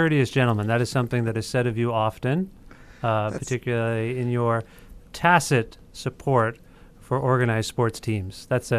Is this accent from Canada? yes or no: yes; Cambridge, Ontario, Canada; now in Guelph, Canada; Steve and I grew up in Cambridge, Ontario.